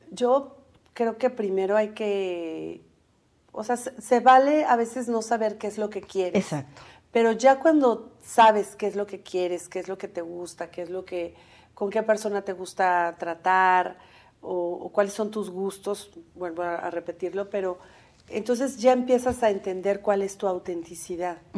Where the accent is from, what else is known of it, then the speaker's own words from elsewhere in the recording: Mexico; Como los mexicanos nos reconocemos en el estadio cuando estamos gritando